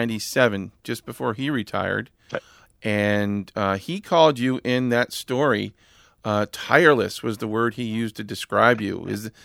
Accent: Tupper Lake, New York, United States; I grew up in Tupper Lake just down the road.

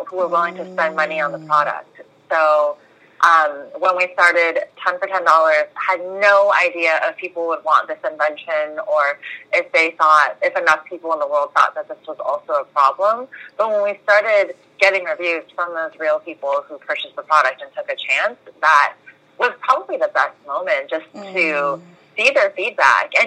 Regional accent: Bay Area, California, United States; now in Southern California, United States; We're in Southern California, but I am from the Bay Area.

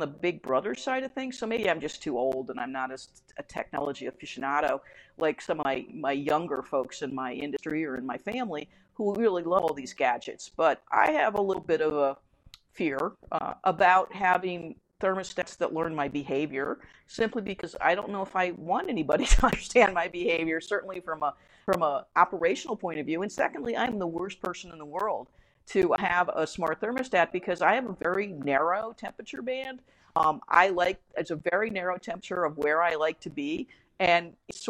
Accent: United States; as an American

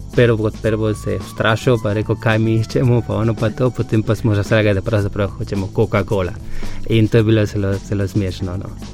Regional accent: Paraguay; Slovenian is a second language; moved away as an adult; now in Slovenia; sem iz Paragvaja

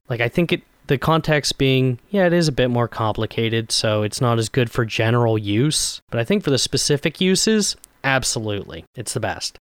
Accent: Scotland, United Kingdom; I'm Scottish.

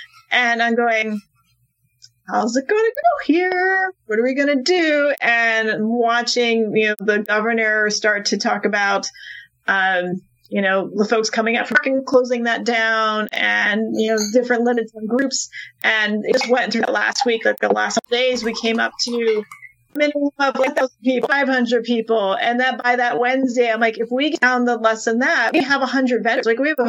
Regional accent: Massachusetts, United States; I'm like, oh, yes, I know we're from Massachusetts and around.

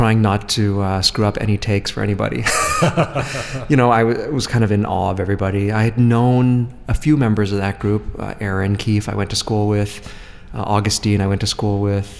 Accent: Edmonton, Alberta, Canada; moved away; also born or lived in Montreal; growing up in Edmonton, Alberta

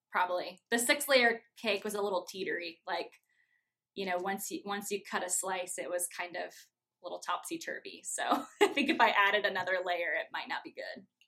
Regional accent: Norwalk, Iowa, United States; also born or lived in Chicago; I grew up actually in Norwalk, so I am born and raised Iowa girl through and through.

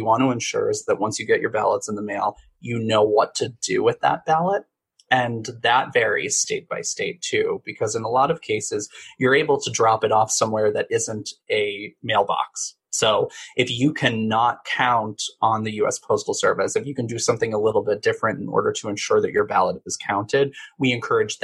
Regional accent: Massachusetts, United States; now in California, United States; I'm from Massachusetts and I grew up 15 minutes away from the New Hampshire border.

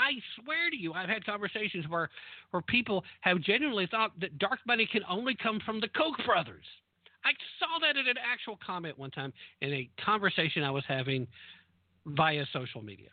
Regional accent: the South, United States; I'm a Southerner

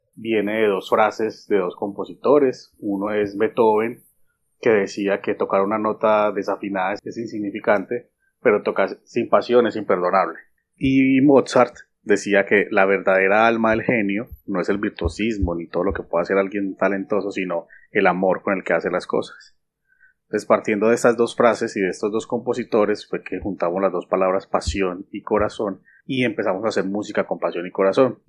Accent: Medellín, Antioquia, Colombia; born or raised there

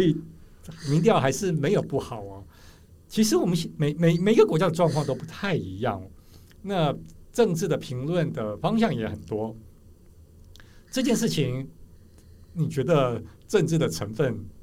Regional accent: Taiwan; 我们台湾人本来就是很习惯卖肝、努力工作上班的

